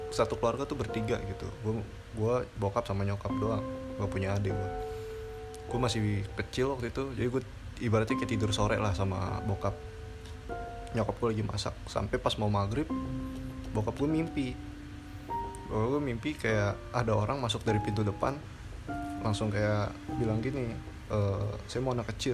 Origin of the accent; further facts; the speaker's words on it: Pondok Gede, West Java, Indonesia; gue waktu kecil tuh punya rumah di daerah Pondok Gede yang dulu kan Pondok Gede belum banyak bangunan pak